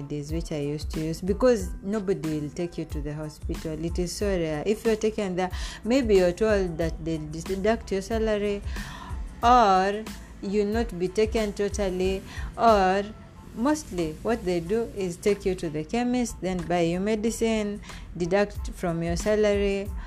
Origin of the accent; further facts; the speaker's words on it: Kenya; moved away as an adult; also born or lived in Saudi Arabia; I came with him from Kenya